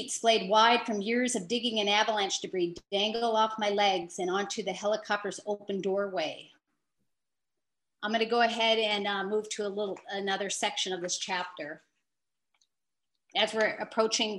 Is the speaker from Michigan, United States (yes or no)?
yes; Marquette, Michigan, United States; moved away; I grew up in Marquette.